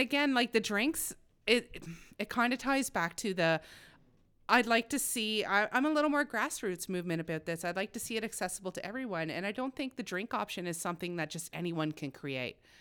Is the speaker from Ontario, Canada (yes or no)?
yes; Smiths Falls, Ontario, Canada; moved away as an adult; I grew up very poor in Smiths Falls